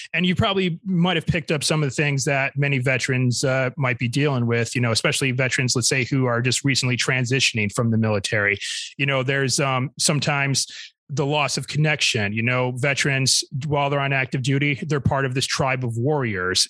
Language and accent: English; Michigan, United States; my home state of Michigan